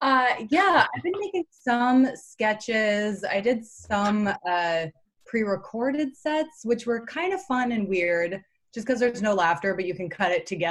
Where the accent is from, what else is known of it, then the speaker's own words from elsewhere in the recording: Woodstock, New York, United States; also born or lived in Brooklyn, New York; now in Long Island, United States; I'm from Woodstock, but my mom, I'm staying with my stepdad and my mom and my step-siblings on Long Island. And I'm actually going to be moving out of my apartment in Brooklyn and then just staying here and then moving to LA eventually.